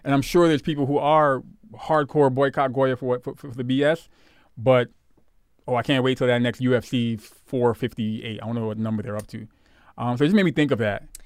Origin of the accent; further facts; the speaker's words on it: Brooklyn, New York, United States; growing up in Brooklyn, the part that I did, we had a lot of, um, fellow West Indian, Caribbean people